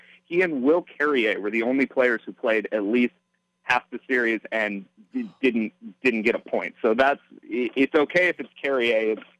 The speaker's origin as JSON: {"language": "English", "town": "Phoenix", "region": "Arizona", "country": "United States", "tie": "born or raised there", "moved": "yes", "said": "I can flip a quick trip back to my hometown of Phoenix"}